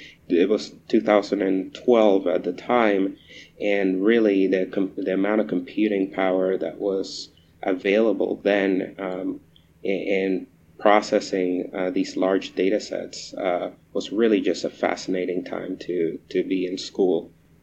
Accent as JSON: {"language": "English", "town": "Caracas", "region": "Capital District", "country": "Venezuela", "tie": "born or raised there", "also_born_or_lived": "Eastern Shore, Virginia, United States", "said": "So I grew up in two places. I grew up in Caracas, Venezuela, and on the eastern shore of Virginia. That's where I graduated from high school"}